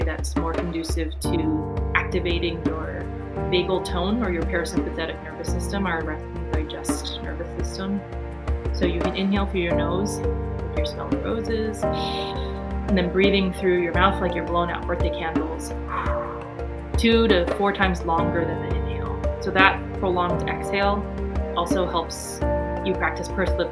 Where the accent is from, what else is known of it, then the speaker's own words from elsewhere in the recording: East Coast, United States; also born or lived in Taiwan / San Diego; I am an immigrant from Taiwan. Came here when I was 5. And grew up mostly on the East Coast.